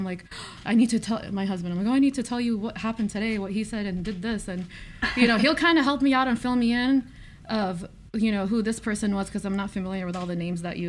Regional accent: San Diego, California, United States; We're from San Diego. I am 35.

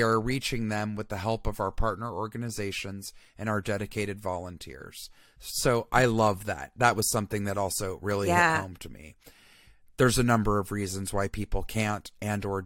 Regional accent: Atlanta, Georgia, United States; I'm from Atlanta. That's my hometown

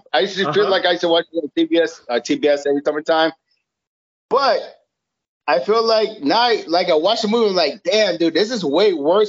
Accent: South Florida, United States; I grew up in South Florida, and I fucking grew up like in a fucking great community. I grew up in like hoods and all types of stuff like this

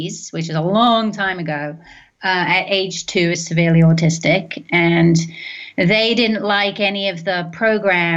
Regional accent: London, United Kingdom; moved away as an adult; now in United States; I grew up in London.

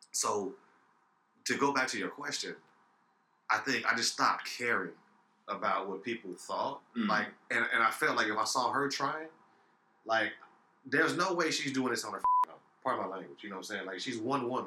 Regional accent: Chicago, Illinois, United States; growing up in Chicago

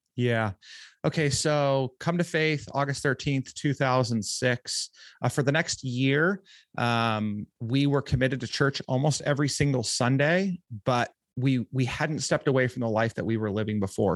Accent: Orange County, California, United States; Southern California, um, Orange County

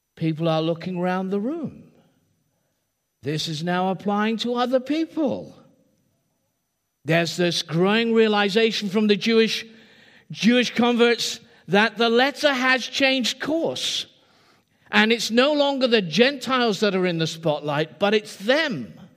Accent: England, United Kingdom; I am English

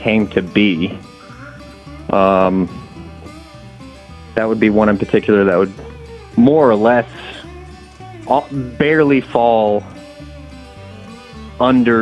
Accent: Sumner County, Tennessee, United States; I was born and raised in Sumner County, Tennessee, about 30 miles from Nashville.

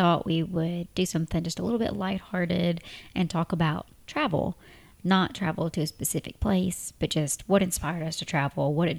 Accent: West Tennessee, United States; moved away as an adult; now in United Arab Emirates; we're from West Tennessee, smaller town

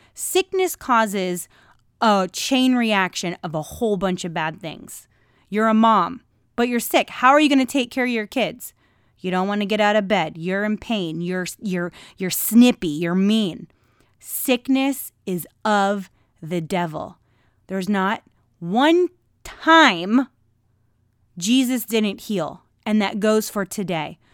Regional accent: United States

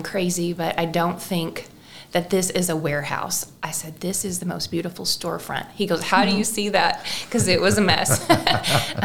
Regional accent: West Frankfort, Illinois, United States; I was born and raised in West Frankfort, Illinois, so not far from here in Marion

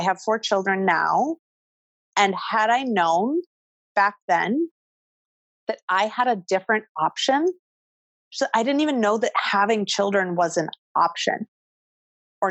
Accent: Midwest, United States; now in New York City, United States; I grew up in the Midwest.

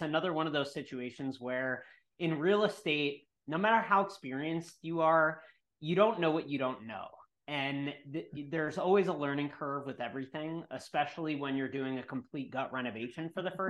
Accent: New York, United States; I'm from New York

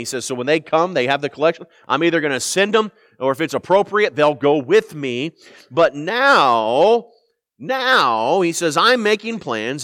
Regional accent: Indianapolis, Indiana, United States; moved away; I'm from Indianapolis

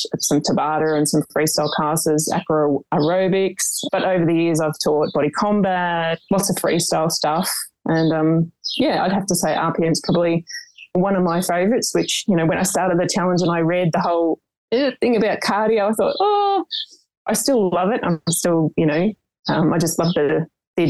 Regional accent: Melbourne, Victoria, Australia; now in Portland, Australia; I'm originally from Melbourne

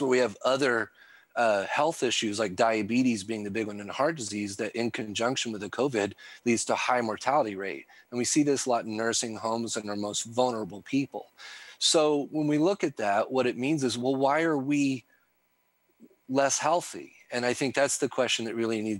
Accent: the Ozarks, United States; I'm a hillbilly from the Ozarks

